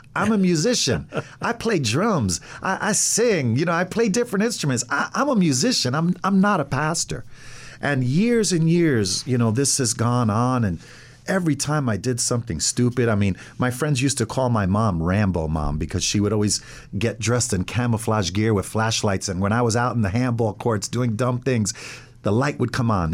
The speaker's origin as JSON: {"language": "English", "town": "Ossining", "region": "New York", "country": "United States", "tie": "born or raised there", "moved": "as an adult", "lives_now": "Middletown, United States", "said": "was pretty much raised in Ossining. I went through the whole school system"}